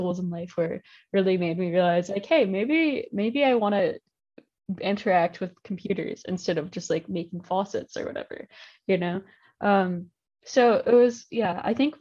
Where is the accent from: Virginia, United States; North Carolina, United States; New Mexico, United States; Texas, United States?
Virginia, United States; moved away as an adult; Like I'm from Virginia, and I was basically in my basement in Virginia the entire year.